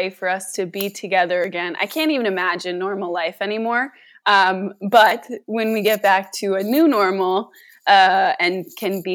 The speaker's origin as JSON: {"language": "English", "country": "United States", "said": "I'm an American"}